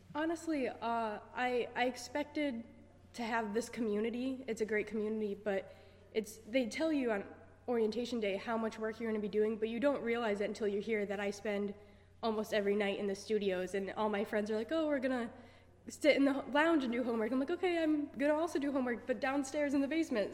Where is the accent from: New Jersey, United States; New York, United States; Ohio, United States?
New York, United States; moved away as an adult; I'm from New York